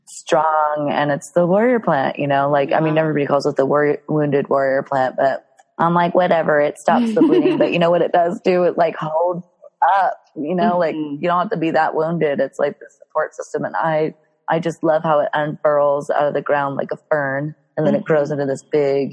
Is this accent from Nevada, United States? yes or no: no; Colorado, United States; now in East Coast, United States; I'm from Colorado.